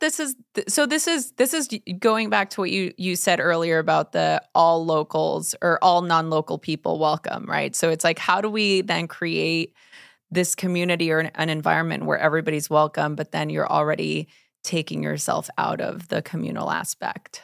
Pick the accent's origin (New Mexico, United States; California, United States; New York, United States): California, United States; Los Angeles; I grew up in East L